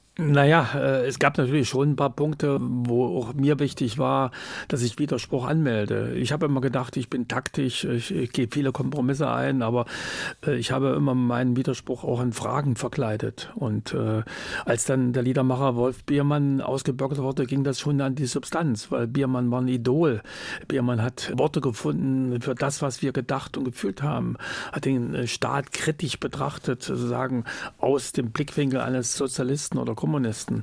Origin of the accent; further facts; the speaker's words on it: Jena, Thuringia, Germany; moved away as an adult; also born or lived in West Berlin; nach Hause, nach Jena, meiner Heimatstadt